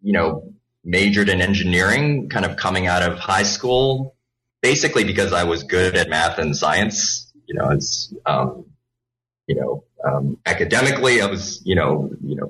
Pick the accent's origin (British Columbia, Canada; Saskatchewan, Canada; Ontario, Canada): British Columbia, Canada; Vancouver; first language Cantonese; English is a second language; also born or lived in Hong Kong; I was born in Hong Kong. So that's where the Cantonese comes from, a native Cantonese speaker. Moved to Canada when I was relatively young, was 7 years old, and then grew up in Canada, in Vancouver.